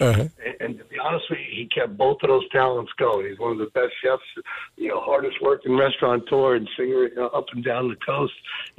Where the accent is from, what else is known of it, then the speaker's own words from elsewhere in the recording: East Freehold, New Jersey, United States; I'm actually from East Freehold, right on the Marble border.